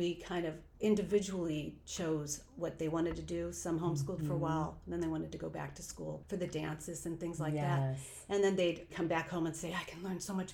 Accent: Oxnard, California, United States; I was born and raised in Oxnard, California. So I've lived in Southern California my whole life

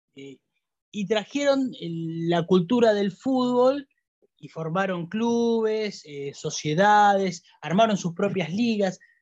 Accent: Argentina; los argentinos

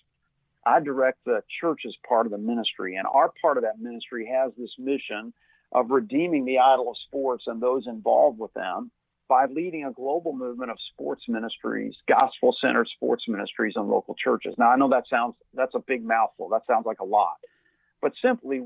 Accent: Louisville, Kentucky, United States; I grew up in Louisville, Kentucky, what some would refer as part of the Bible Belt

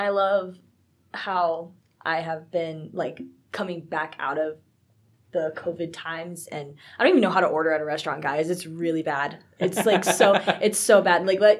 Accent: Houston, Texas, United States; moved away; So I'm from Houston, Texas.

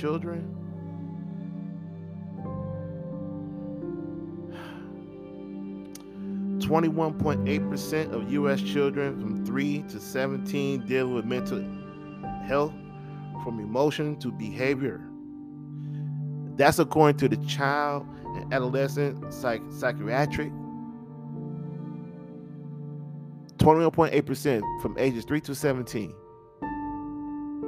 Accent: United States; as an American

